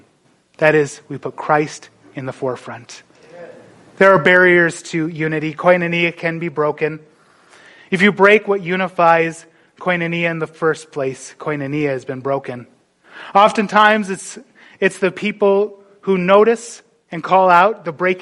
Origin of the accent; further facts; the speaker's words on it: North Dakota, United States; moved away; I grew up in North Dakota.